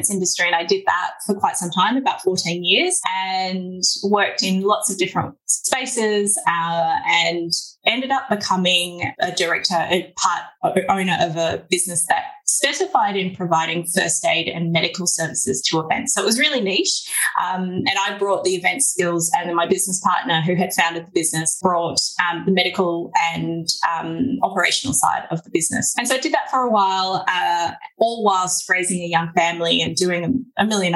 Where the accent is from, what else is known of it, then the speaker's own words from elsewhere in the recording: Australia; accent: Aussie; also born or lived in Melbourne, Australia; my Aussie accent